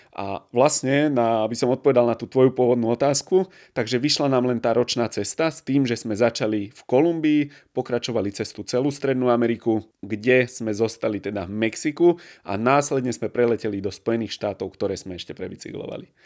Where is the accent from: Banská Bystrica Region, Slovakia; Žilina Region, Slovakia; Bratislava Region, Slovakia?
Bratislava Region, Slovakia; Bratislava; u nás v Bratislave